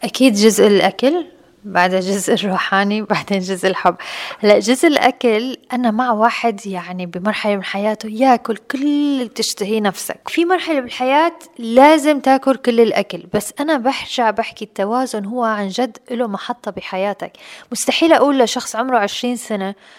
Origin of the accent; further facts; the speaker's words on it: Aleppo, Aleppo Governorate, Syria; now in Dubai, United Arab Emirates; كنت عايشة في مجتمع في بلدي الأم بسوريا بحلب